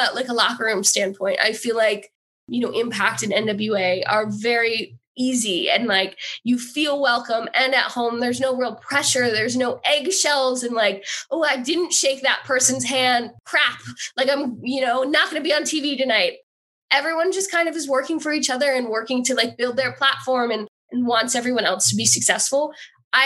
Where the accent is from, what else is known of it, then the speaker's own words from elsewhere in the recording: Hackettstown, New Jersey, United States; I was from Hackettstown, New Jersey